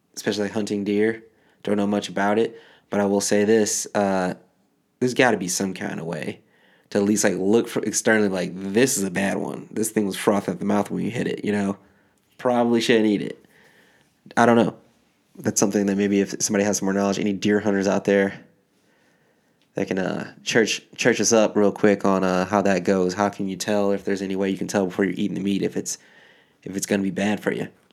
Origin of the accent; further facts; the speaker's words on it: Michigan, United States; now in New Jersey, United States; I grew up in Michigan